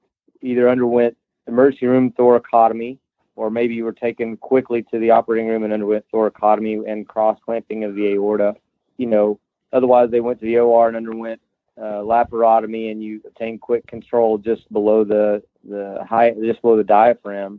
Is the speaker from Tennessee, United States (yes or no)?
yes; Tri-Cities, East Tennessee, United States; moved away as an adult; now in Orlando, United States; I grew up in East Tennessee in an area called Tri-Cities